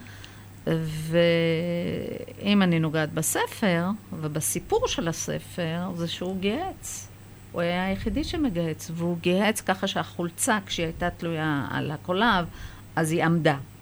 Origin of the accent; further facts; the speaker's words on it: Israel; Hebrew is a second language; also born or lived in Haifa, Israel (born) / Iran; עליתי לארץ בסביבות שמונה ושלושת רבעי